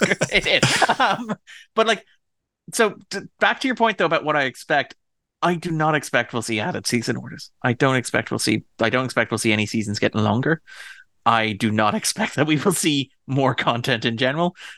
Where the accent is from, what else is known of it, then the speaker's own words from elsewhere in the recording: Ireland; I'm Irish